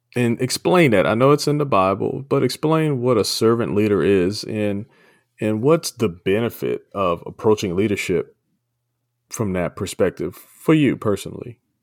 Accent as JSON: {"language": "English", "region": "Maryland", "country": "United States", "moved": "as an adult", "lives_now": "California, United States", "said": "I'm from Maryland and uh, moved out to California a few years, about 10, 11 years back"}